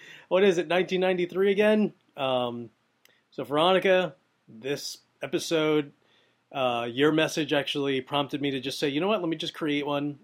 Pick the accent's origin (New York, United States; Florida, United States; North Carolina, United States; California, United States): New York, United States; New York City; I'm from Brooklyn.